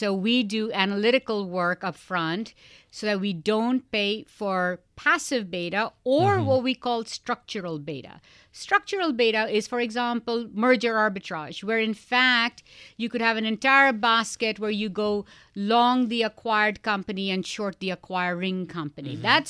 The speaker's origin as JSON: {"language": "English", "country": "India", "tie": "born or raised there", "said": "something else people don't know about me is I spent 14 years as a classically trained dancer growing up in India."}